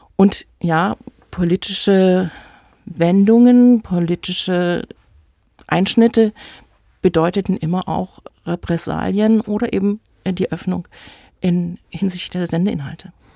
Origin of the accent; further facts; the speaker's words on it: Leipzig, Saxony, Germany; In Leipzig, das ist meine Heimatstadt. Ich bin nie woanders wohnhaft gewesen